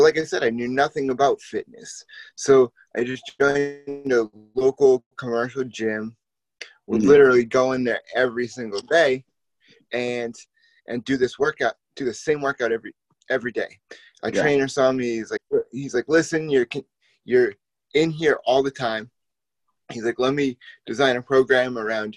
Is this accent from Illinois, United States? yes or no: no; Boston, Massachusetts, United States; growing up in Boston, absolutely love Boston sports